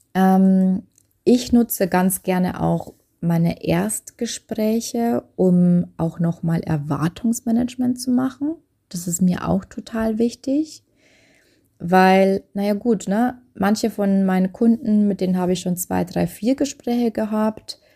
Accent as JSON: {"language": "German", "country": "Germany", "said": "bei uns in Deutschland"}